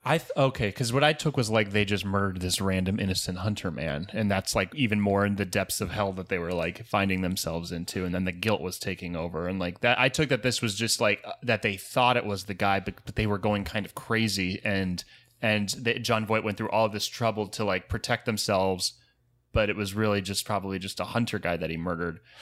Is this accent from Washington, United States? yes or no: no; Jupiter, Florida, United States; I'm from Jupiter, Florida